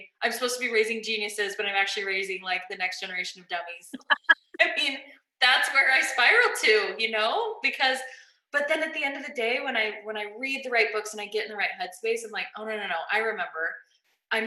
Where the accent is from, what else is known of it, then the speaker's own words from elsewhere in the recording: Las Vegas, Nevada, United States; I grew up in Las Vegas and it was just not a great school.